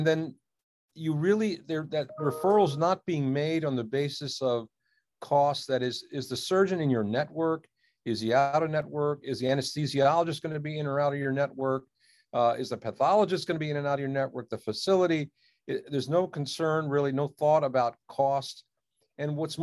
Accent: Washington, District of Columbia, United States; also born or lived in India; I came to this country when I was a year old. And, my parents really came searching for a healthcare solution for a problem in the family. And lo and behold, I grew up in the Washington, D.C. area

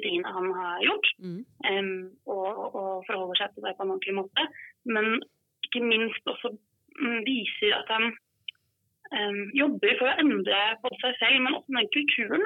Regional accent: Skåtøy, Telemark, Norway; now in Oslo, Norway; så er jeg fra Skåtøy

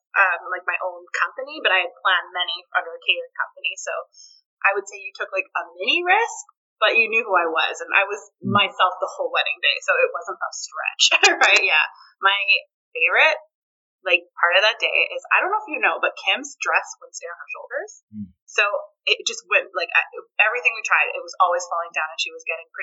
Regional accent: Richmond, British Columbia, Canada; we're from Richmond and we're the same age

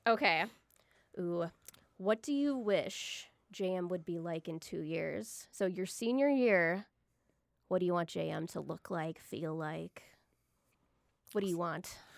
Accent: Eagan, Minnesota, United States; moved away as an adult; now in Rochester, United States; I'm originally from Eagan, Minnesota

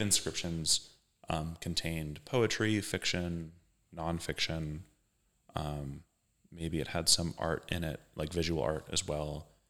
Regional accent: Kansas, United States; also born or lived in Philadelphia; now in Indiana, United States; I'm from Kansas originally

